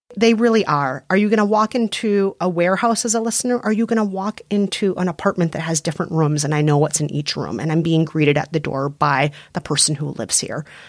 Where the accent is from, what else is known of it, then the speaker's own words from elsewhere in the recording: Minnesota, United States; accent: Minnesotan; I'm very Minnesotan. Yep. People hear the Minnesotan in me.